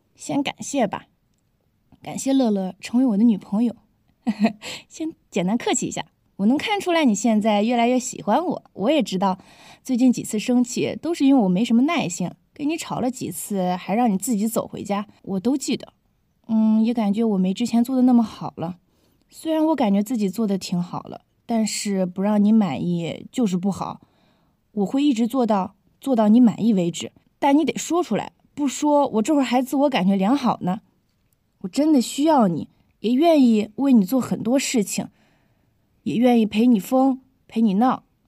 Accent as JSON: {"language": "Chinese", "country": "China", "said": "我们中国人"}